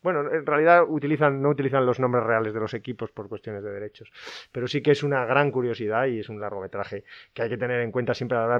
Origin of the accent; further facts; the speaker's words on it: Gijón, Asturias, Spain; yo que soy hijo de Gijones, además y que mi padre jugó en el Sporting